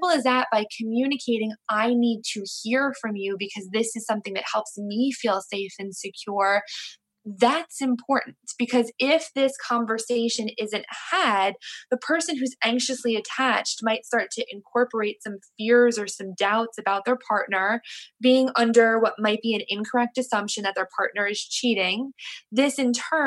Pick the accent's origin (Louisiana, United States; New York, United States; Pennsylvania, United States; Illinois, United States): New York, United States; I'm from New York, and we pretty much communicate, we pretty much travel and rely on, you know, the subway system